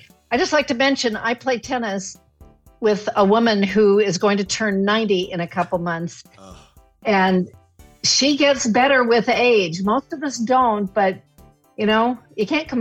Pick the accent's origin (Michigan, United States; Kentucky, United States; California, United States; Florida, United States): California, United States; I grew up in California, going to Yosemite all the time